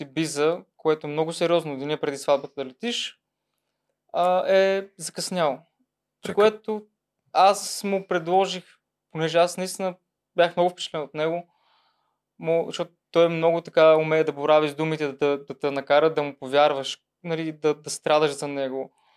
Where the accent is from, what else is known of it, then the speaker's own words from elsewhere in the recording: Troyan, Lovech Province, Bulgaria; now in Sofia, Bulgaria; аз съм от Троян